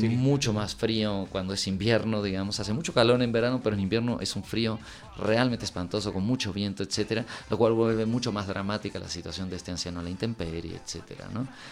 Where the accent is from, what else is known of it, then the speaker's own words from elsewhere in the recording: Mexico; also born or lived in Uruguay; tanto Laura como yo nacimos en Uruguay. Yo llegué a los nueve años a México, me crié en México, me formé como cineasta aquí